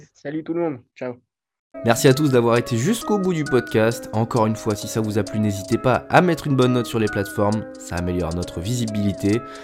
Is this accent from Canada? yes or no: no; France; nous, en tant que Français